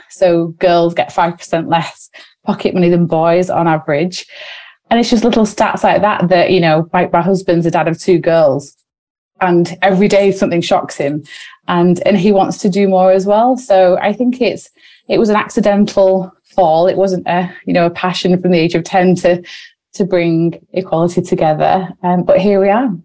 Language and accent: English; Wigan, North West England, United Kingdom; we're sisters from Wigan